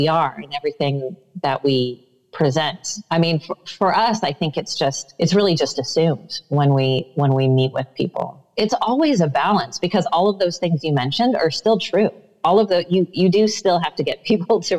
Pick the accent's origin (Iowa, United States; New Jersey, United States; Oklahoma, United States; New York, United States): Iowa, United States; I grew up in the Midwest in Iowa